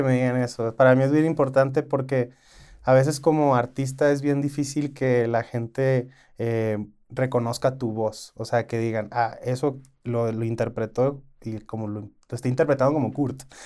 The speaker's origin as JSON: {"language": "Spanish", "town": "Culiacán", "region": "Sinaloa", "country": "Mexico", "said": "yo como soy de Culiacán"}